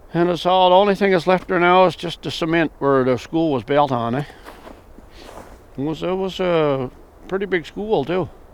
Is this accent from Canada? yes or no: yes; Harrington Harbour area, Quebec, Canada; from Sound, and I've been living here for 73 years.